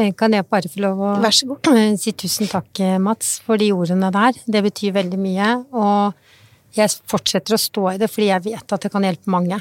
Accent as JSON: {"language": "Norwegian", "country": "Norway", "tie": "born or raised there", "said": "jeg er født i Norge og er norsk."}